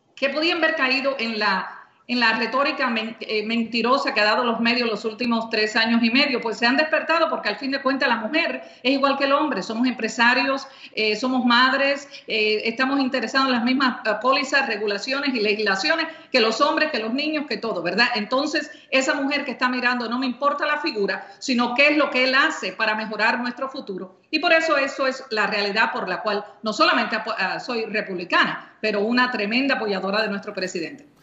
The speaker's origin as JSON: {"language": "Spanish", "region": "California", "country": "United States", "moved": "as an adult", "lives_now": "Florida, United States", "said": "californiana y ahora eh, eh, floridiana, los últimos 25 años"}